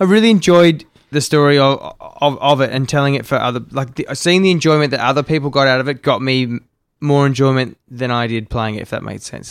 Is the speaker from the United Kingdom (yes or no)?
no; Melbourne, Victoria, Australia; moved away as an adult; also born or lived in Sydney; now in Gold Coast, Australia; I grew up in Melbourne